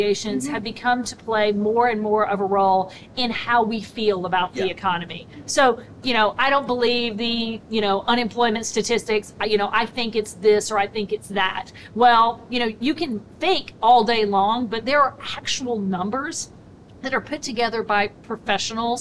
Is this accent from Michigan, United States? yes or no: yes; a really small town in Michigan, United States; I live in a really small town in Michigan